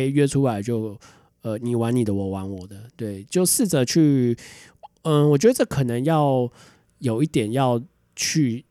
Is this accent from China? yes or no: no; Taiwan; 最近大家知道台湾的新闻，就是我们人口开始负成长了